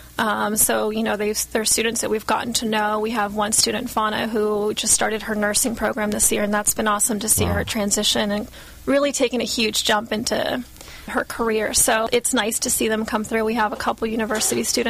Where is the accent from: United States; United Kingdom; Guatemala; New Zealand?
Guatemala; moved away; I grew up in Guatemala for a few years